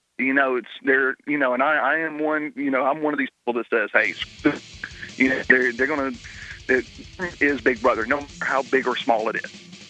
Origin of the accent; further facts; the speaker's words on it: Alabama, United States; I was born and raised in Alabama. We're talking about Alabama is like the belt buckle of the Bible Belt.